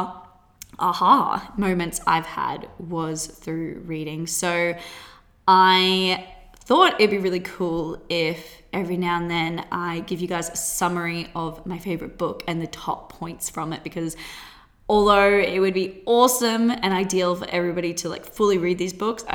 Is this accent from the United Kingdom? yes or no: no; Australia; accent: Australian; also born or lived in Gold Coast; I currently live on the Gold Coast. If you can't tell by my accent, that is Australia.